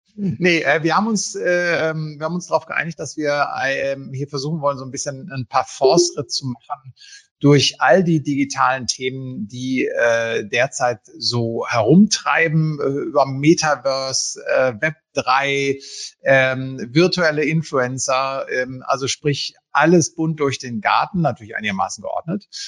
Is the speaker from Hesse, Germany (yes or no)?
no; Münsterland, North Rhine-Westphalia, Germany; als gebürtiger Münsterländer